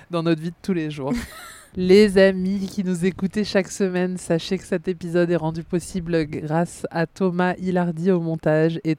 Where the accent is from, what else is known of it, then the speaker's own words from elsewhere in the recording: France; Ah oui, non, mais moi je suis français, moi.